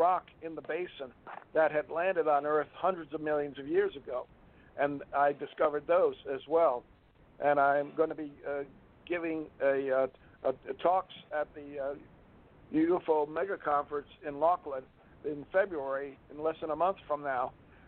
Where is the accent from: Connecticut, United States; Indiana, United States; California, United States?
Connecticut, United States; West Hartford; I grew up in West Hartford, Connecticut, and went to UConn.